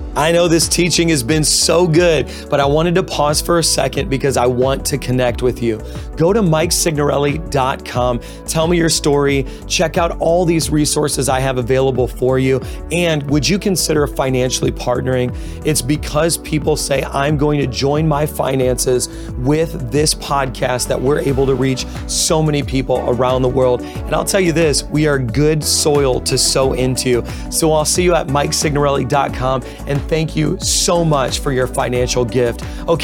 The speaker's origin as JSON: {"language": "English", "region": "Indiana", "country": "United States", "said": "Well, listen, I came from Indiana. And so you were in Memphis. I was in Indiana. I kept telling everybody I'm moving to New York City."}